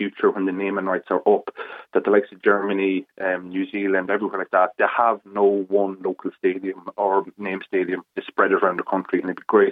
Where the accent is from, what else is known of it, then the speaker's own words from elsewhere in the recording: Cavan, Ulster, Ireland; now in Derry, United Kingdom; I'm from Cavan. I live in Derry.